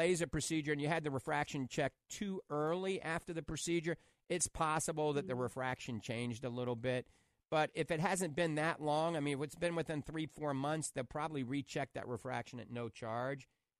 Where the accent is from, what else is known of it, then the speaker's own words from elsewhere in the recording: New Orleans, Louisiana, United States; accent: Cajun; now in The Villages, United States; That's my Cajun accent coming out. I grew up in New Orleans.